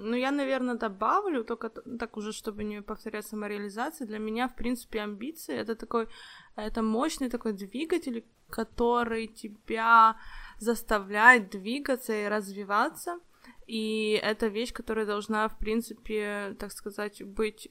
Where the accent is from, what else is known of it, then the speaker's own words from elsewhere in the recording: Ukraine; now in Warsaw, Poland; я из Украины, живу сейчас в Польше, в Варшаве